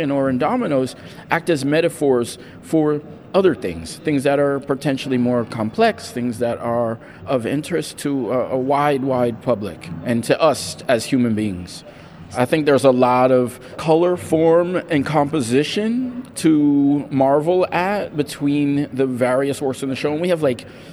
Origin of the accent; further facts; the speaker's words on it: New York, United States; growing up in New York